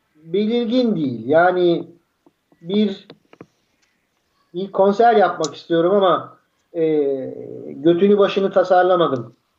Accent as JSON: {"language": "Turkish", "country": "Turkey", "said": "ben, sıradan bir Türk'üm."}